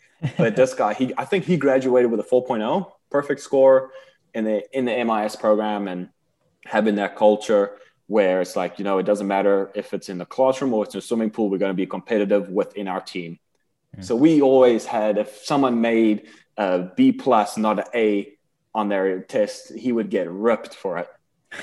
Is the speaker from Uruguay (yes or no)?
no; South Africa; moved away; we're both South African boys